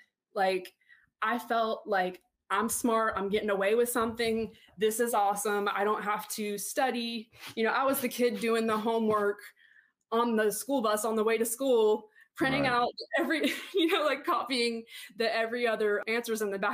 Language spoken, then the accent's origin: English; Panama City, Florida, United States; also born or lived in Palm Beach, Florida; I was born in Palm Beach and, like, you know, Southern Florida, but I say that my hometown's Panama City because that's where I was raised. I've lived here my whole life